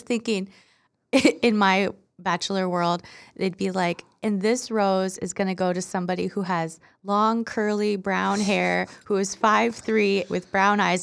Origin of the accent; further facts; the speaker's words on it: Iowa, United States; I'm from Iowa.